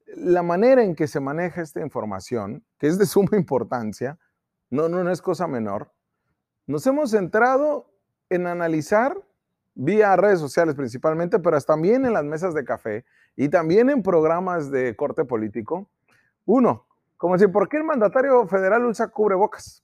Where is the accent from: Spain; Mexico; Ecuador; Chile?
Mexico; los mexicanos